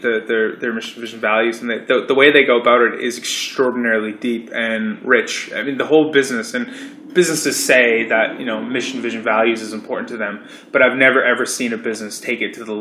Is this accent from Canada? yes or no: yes; Canada; moved away as an adult; now in Melbourne, Australia; I can tell you as a Canadian